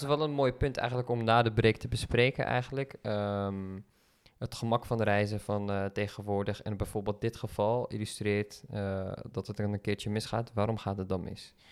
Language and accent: Dutch; Netherlands; als Nederlanders